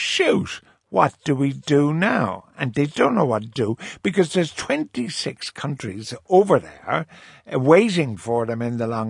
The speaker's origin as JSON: {"language": "English", "country": "Ireland", "said": "I'm Irish"}